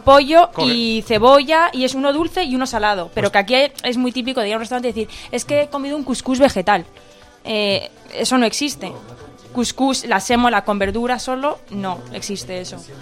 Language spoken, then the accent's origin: Spanish; Asilah, Tanger-Tetouan-Al Hoceima, Morocco; yo soy de Asila, me he quedado en Asila